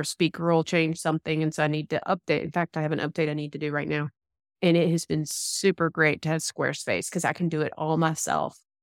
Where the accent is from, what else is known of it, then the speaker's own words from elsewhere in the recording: Georgia, United States; accent: Southern; I definitely have my Southern accent, so you can't, can't ignore that, that I'm from, I am from the Georgia area